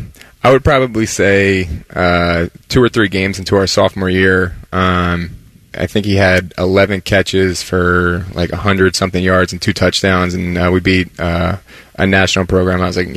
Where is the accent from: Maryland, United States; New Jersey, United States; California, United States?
New Jersey, United States; moved away as an adult; growing up in Jersey